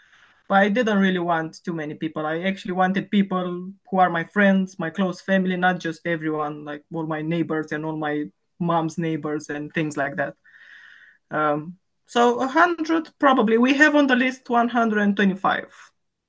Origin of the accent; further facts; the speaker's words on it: Romania; accent: Romanian; English is a second language; now in London, United Kingdom; 34, I think, or 35. I stopped counting after 25, so I think I'm 34. I live in London. I'm originally from Romania.